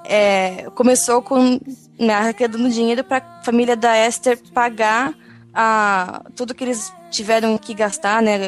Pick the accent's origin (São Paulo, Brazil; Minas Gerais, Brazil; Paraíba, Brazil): São Paulo, Brazil; eu sou de São Paulo